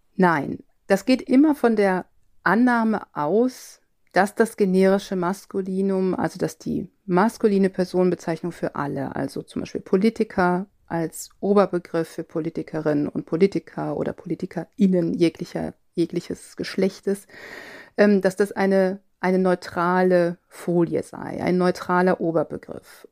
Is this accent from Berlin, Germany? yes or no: no; Cologne area, North Rhine-Westphalia, Germany; ich bin im Kölner Raum äh, aufgewachsen